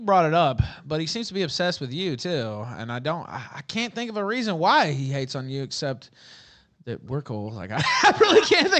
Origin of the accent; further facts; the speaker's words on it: Memphis, Tennessee, United States; Yeah, man, I'm from Memphis.